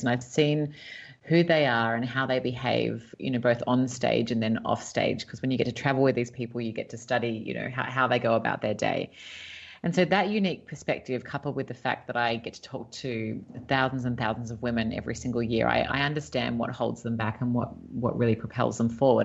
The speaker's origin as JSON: {"language": "English", "town": "Sydney", "region": "New South Wales", "country": "Australia", "tie": "born or raised there", "moved": "as an adult", "lives_now": "Los Angeles, United States", "said": "I was born and raised in Sydney, Australia."}